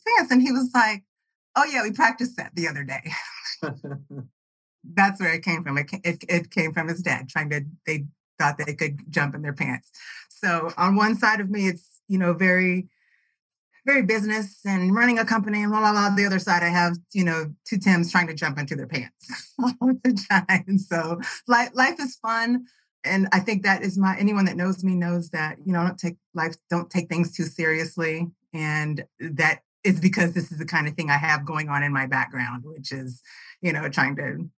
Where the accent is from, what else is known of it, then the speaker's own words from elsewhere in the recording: Kansas City, Missouri, United States; also born or lived in North Carolina; I grew up and born and raised in Kansas City on the Missouri side